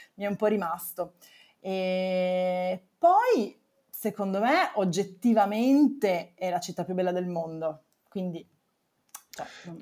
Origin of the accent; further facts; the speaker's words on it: Turin, Piedmont, Italy; moved away as an adult; now in Rome, Italy; mi sono trasferita da Torino, perché sono di Torino